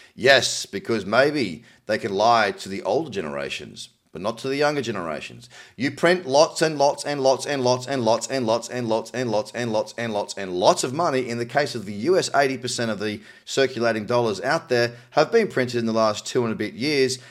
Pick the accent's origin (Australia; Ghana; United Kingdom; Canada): Australia; my home country of Australia